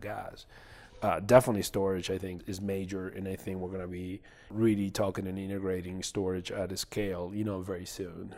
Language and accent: English; Mendoza, Argentina; I grew up in Mendoza